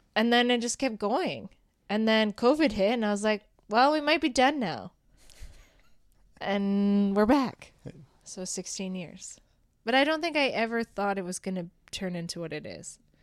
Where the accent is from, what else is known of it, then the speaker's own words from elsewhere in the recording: Rocky Mountain House, Alberta, Canada; now in Red Deer, Canada; I was from Rocky Mountain House